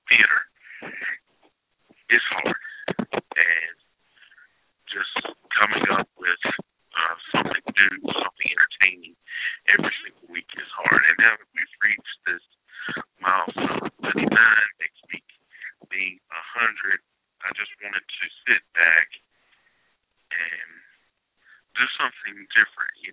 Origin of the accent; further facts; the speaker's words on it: Henderson, North Carolina, United States; I was born January 16th, 1978. I was born in Henderson, North Carolina.